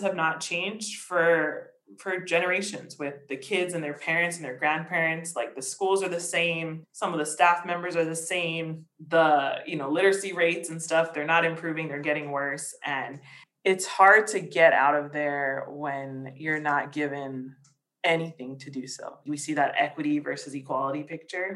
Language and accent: English; Hawaii, United States; I'm Hawaiian, Portuguese, and Chinese. And I'm actually like a pretty equal mix of all three. But I identify as Native Hawaiian. That's how I was raised.